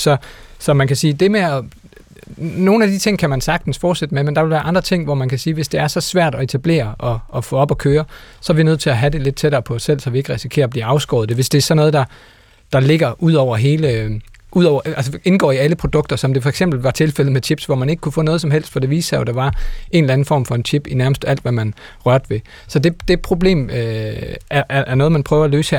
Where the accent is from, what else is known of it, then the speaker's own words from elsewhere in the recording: Denmark; vi som danskere